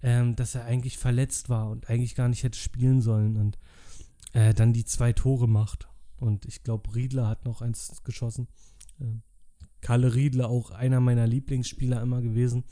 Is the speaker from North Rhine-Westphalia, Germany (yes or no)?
no; Berlin, Germany; als Berliner